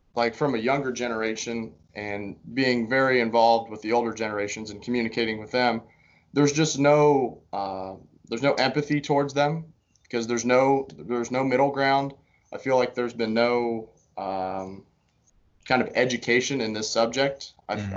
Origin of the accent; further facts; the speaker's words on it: Greensburg, Indiana, United States; moved away as an adult; also born or lived in Valparaiso, Indiana; I'm from Greensburg, Indiana, which is uh, kind of southeast in between Indianapolis